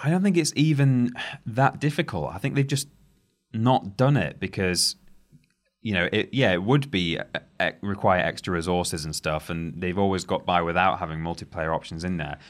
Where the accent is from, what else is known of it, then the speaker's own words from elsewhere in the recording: England, United Kingdom; We are English.